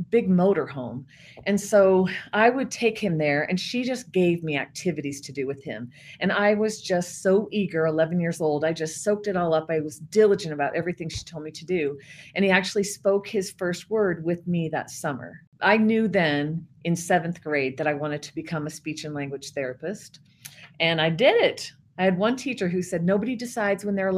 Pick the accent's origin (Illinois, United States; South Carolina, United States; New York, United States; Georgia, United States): Illinois, United States; near St. Louis, Southern; now in Utah, United States; I've been in Utah 28 years now, but I'm originally from Southern Illinois. So I grew up near the St. Louis area